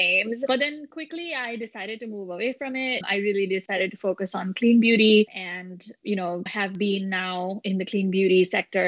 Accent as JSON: {"language": "English", "country": "India", "tie": "born or raised there", "also_born_or_lived": "Long Island, United States", "moved": "as an adult", "lives_now": "United States", "said": "I grew up in India and then moved to the United States when I was 19 to finish my studies as a biotechnologist"}